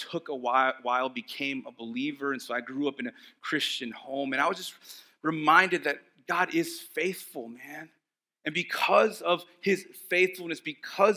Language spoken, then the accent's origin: English; Texas, United States; moved away; the areas that I grew up in Texas